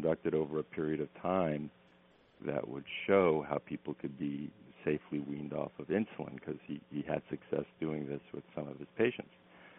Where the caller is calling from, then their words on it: North Carolina, United States; I'm calling from North Carolina.